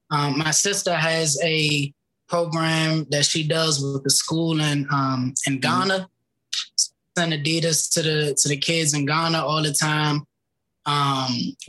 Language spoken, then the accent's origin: English; Glenarden, Maryland, United States; I got Glenarden in my veins. I grew up in Glenarden